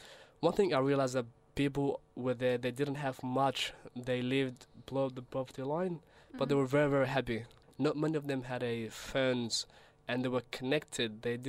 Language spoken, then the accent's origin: English; Australia; English is a second language; also born or lived in Somalia; I say Australia and Somalia are definitely home to me.